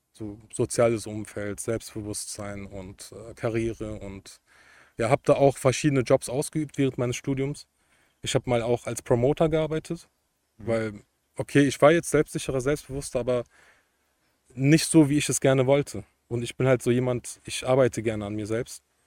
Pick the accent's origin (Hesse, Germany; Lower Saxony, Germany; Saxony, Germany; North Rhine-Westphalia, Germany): North Rhine-Westphalia, Germany; Cologne area; Ich komme aus Umgebung Köln